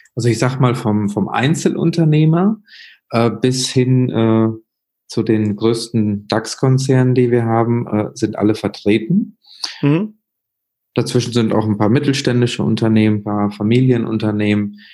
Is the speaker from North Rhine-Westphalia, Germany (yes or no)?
yes; Münster, North Rhine-Westphalia, Germany; also born or lived in Sri Lanka; in Münster, Nordrhein-Westfalen aufgewachsen